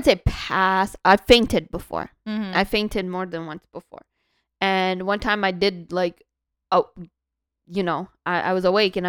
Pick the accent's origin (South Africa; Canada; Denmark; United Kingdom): Canada; I was raised in Canada